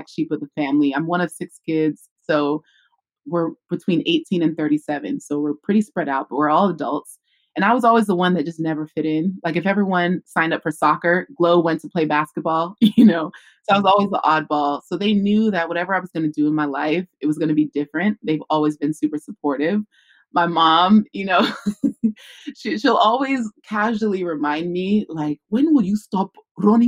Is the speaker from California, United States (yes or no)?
yes; California, United States; born or raised there